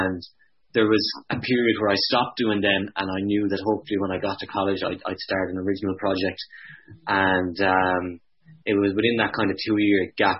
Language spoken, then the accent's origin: English; east of County Clare, Ireland; moved away as an adult; now in Dublin, Ireland; growing up in County Clare